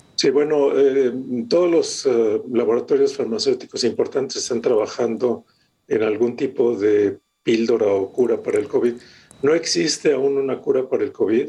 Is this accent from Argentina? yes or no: no; Mexico; moved away as an adult; yo hace muchos, muchos años que salí de México. Ya en enero van a ser 40 años.